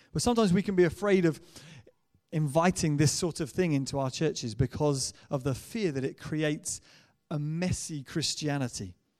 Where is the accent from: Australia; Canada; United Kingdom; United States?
United Kingdom; England; I'm English